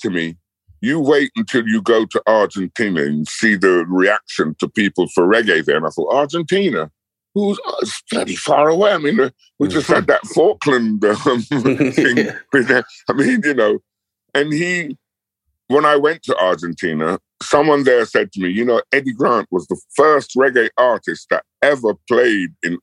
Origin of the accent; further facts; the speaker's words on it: London, United Kingdom; I grew up in Battersea